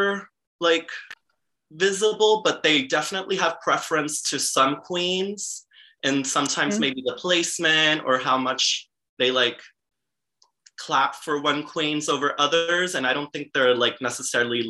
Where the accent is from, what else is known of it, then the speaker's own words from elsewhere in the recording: Puerto Rico; first language Spanish; English is a second language; moved away as an adult; now in New York, United States; I'm originally from Puerto Rico, and then I moved here to New York around 4 years ago